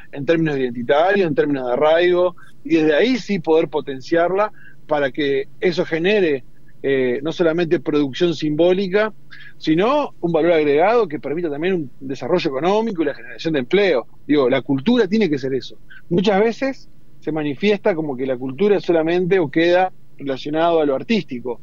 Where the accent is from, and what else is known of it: Argentina